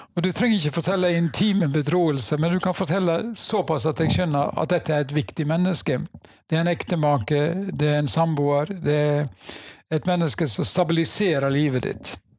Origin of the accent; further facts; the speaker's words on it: Nordhordland, Vestland, Norway; Jeg er fra Nordhordland. Uh, bor på Seim i Alver kommune.